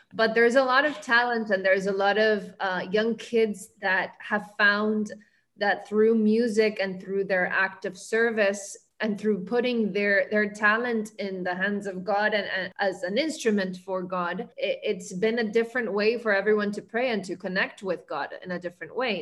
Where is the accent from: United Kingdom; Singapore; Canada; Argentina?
Argentina; moved away as an adult; also born or lived in New York, United States; now in Miami, United States; growing up in Argentina, I was very fond of adoration during my teenage years